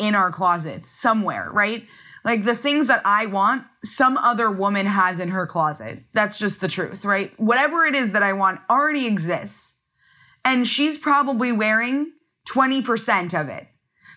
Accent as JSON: {"language": "English", "town": "Los Angeles", "region": "California", "country": "United States", "tie": "born or raised there", "said": "I grew up in Los Angeles, California"}